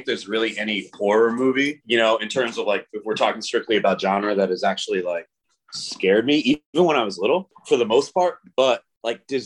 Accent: Rhode Island, United States; I lived in Rhode Island

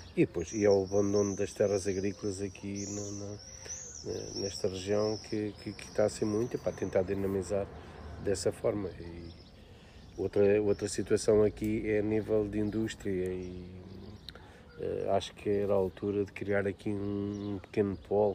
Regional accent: Manique do Intendente, Lisbon, Portugal; sou natural da Freguesia de Manico do Intendente

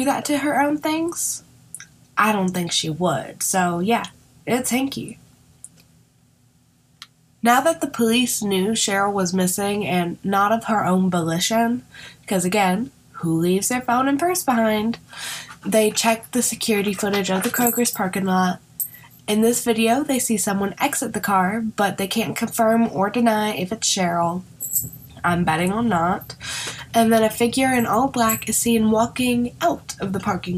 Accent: Ohio, United States; moved away as an adult; my home state of Ohio

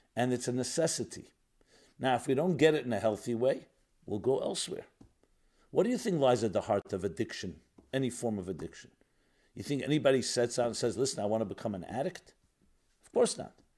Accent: New York, United States; I grew up in New York. I'm born and bred in New York. A very industrial city

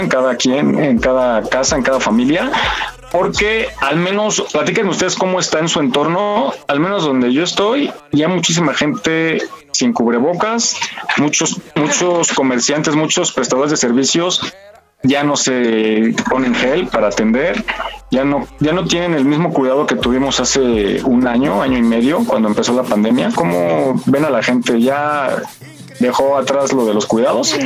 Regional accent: Mexico; como buenos mexicanos

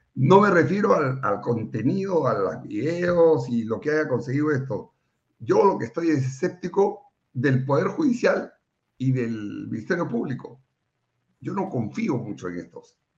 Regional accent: Lima, Peru; yo soy de Lima

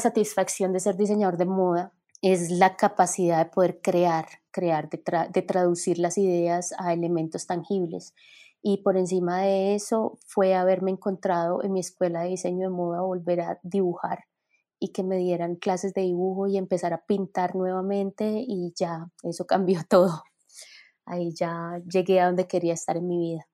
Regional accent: Colombia; moved away as an adult; now in United States; yo me fui de Colombia

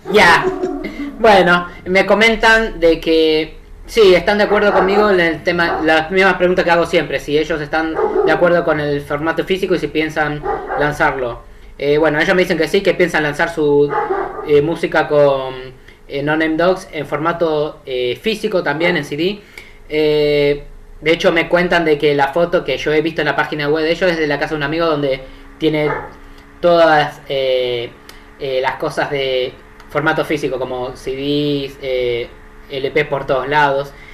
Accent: Argentina; yo soy de Argentina

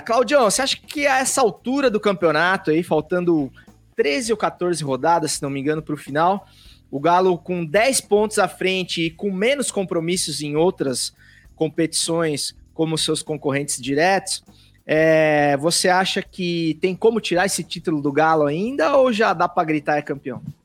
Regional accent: interior of São Paulo, Brazil; Eu também sou do interior de São Paulo, que é bem calorzinho

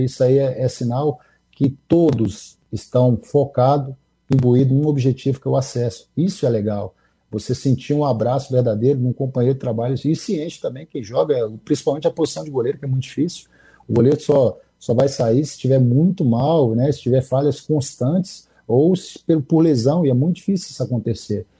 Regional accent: Contagem, Minas Gerais, Brazil; also born or lived in Almenara, Minas Gerais; eu sou mineiro, sou de Almenara, nasci de Almenara, no Vale de Etionha, mas fui criado na capital, né? Fui criado em, na grande BH, em Contagem, região metropolitana

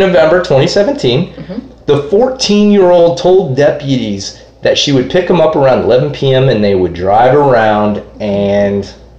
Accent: Edgewater, Florida, United States; I'm from Edgewater. Like in New Smyrna, basically.

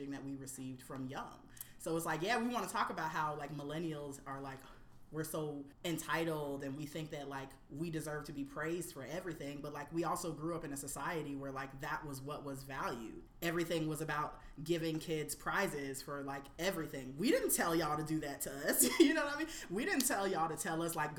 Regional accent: Florida, United States; now in New York City, United States; I grew up on Florida avocados. As a Floridian, I'm a diehard Florida avocado person

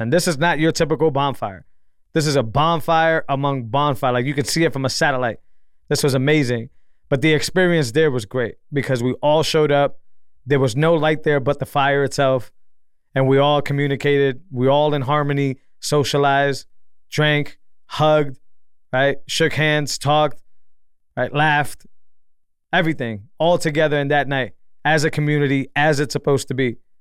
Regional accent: Massachusetts, United States; now in Texas, United States; I'm from Massachusetts, more of a city boy.

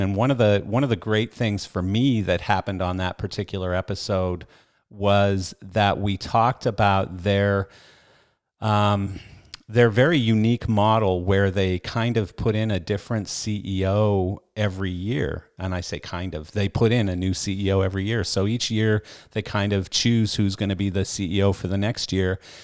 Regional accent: Canada; I was a bass player growing up in Canada.

